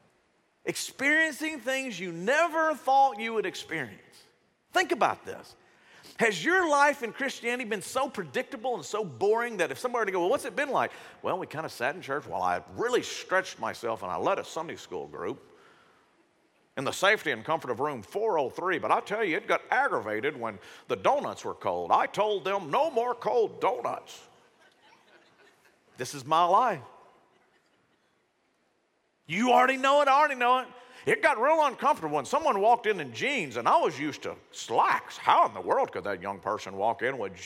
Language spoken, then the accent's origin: English; Shreveport, Louisiana, United States; When I was growing up, I grew up in Shreveport. Grew up in South Shreveport